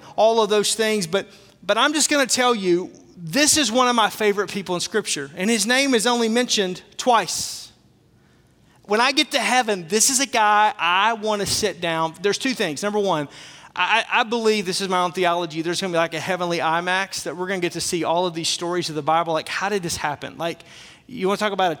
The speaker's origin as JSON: {"language": "English", "region": "Arkansas", "country": "United States", "said": "I'm from Arkansas"}